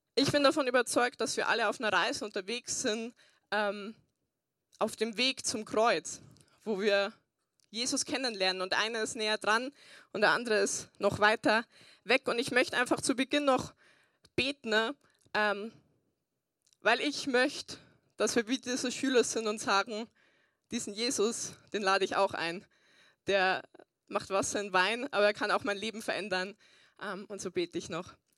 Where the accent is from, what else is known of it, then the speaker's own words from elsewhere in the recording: Burghausen, Bavaria, Germany; moved away; Ich komme ursprünglich aus Burghausen, deswegen habe ich mir auch einen Dintel anzogen, dass ihr wisst, ähm, ich bin aus Bayern